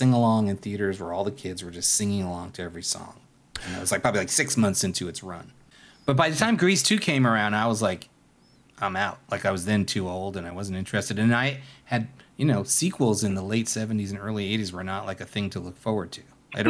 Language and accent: English; New York, United States; I grew up in New York, but I didn't see it on Broadway.